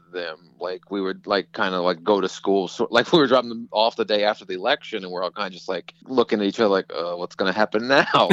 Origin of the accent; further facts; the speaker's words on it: Manassas, Virginia, United States; moved away as an adult; now in Los Angeles, United States; I grew up in Northern Virginia, like right outside Manassas